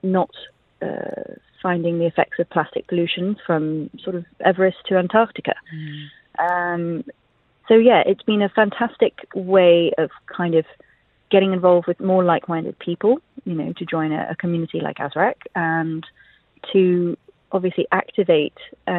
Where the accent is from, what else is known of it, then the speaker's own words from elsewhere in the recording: Jeddah, Makkah Province, Saudi Arabia; now in United Arab Emirates; I grew up in Jeddah